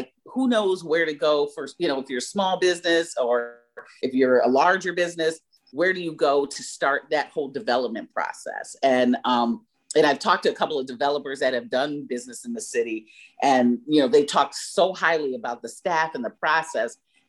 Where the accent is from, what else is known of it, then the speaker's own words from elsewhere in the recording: Detroit, Michigan, United States; also born or lived in Washington, D.C. / Columbia, Maryland / Ann Arbor, Michigan; So I was born in Washington, D.C. and spent my early childhood in Columbia, Maryland. And then my father was asked to come and work for the city of Detroit under Mayor Coleman Young when I was 9 years old. So I wasn't born here, but obviously 9 years old is, I feel like this is my hometown